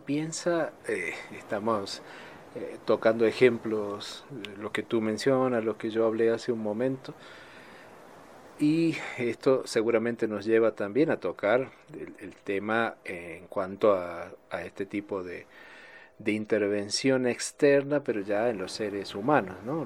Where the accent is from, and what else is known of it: Argentina